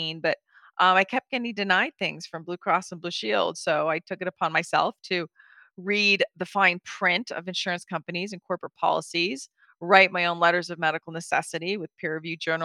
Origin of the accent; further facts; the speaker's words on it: Bahamas; moved away; I grew up in the Bahamas, was kind of home base.